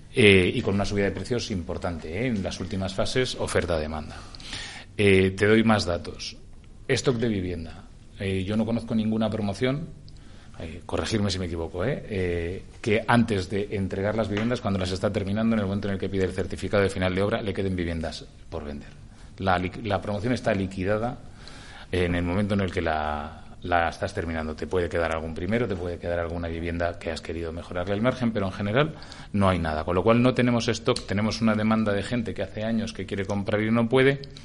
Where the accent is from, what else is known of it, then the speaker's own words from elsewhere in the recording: Burgos, Castile and León, Spain; now in Madrid, Spain; soy burgalés y de familia de León